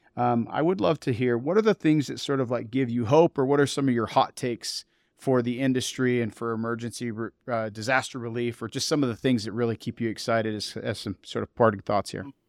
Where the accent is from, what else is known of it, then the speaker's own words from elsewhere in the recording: eastern Montana, United States; moved away; I grew up in a coal mining town in, uh, eastern Montana